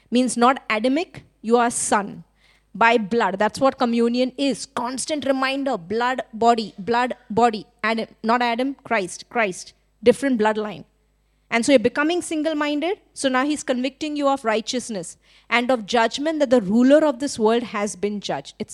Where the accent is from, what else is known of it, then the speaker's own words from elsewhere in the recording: India; now in Sri Lanka; I'm Indian, but in Sri Lanka, because I'm hanging around with so many Sri, Sri Lankans, now I think I'm Sri Lankan, acting like a Sri Lankan. When everything about my nature and passport is actually I'm Indian.